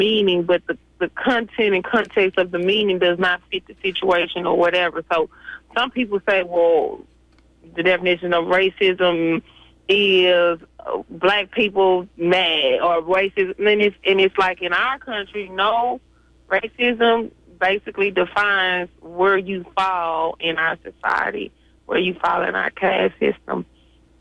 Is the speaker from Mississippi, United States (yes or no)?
yes; Mississippi, United States; I'm from Mississippi